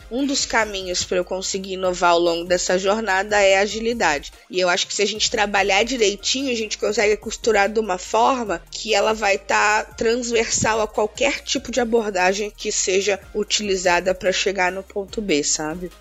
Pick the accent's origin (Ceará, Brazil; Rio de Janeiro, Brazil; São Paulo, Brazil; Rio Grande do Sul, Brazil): São Paulo, Brazil; Santos; moved away as an adult; also born or lived in Chapada Diamantina, Bahia; now in São Paulo, Brazil; Eu nasci na né, Chapada Diamantina, na Bahia, num lugarzinho muito, muito, muito, muito pequenininho, mas eu, eu vim pro estado de São Paulo muito cedo por conta da separação dos meus pais. Morei a vida toda em Santos